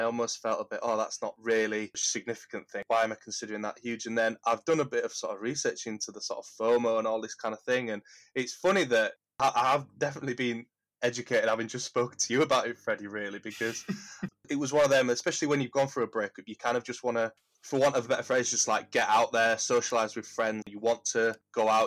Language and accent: English; Huddersfield, Yorkshire and the Humber, United Kingdom; I grew up in Huddersfield, in Kirkburton.